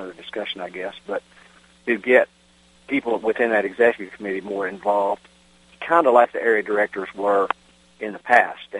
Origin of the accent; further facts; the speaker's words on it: Virginia, United States; my home state of Virginia